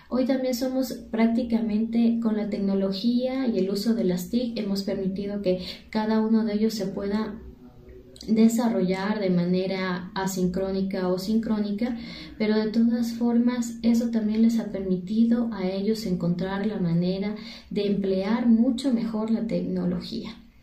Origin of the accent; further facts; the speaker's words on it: Ecuador; soy de Ecuador